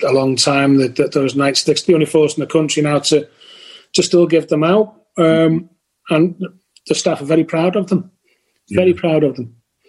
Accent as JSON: {"language": "English", "area": "Merseyside", "region": "North West England", "country": "United Kingdom", "tie": "born or raised there", "also_born_or_lived": "Lancashire", "said": "Working there means something to me because it's where I was born, where I was brought up"}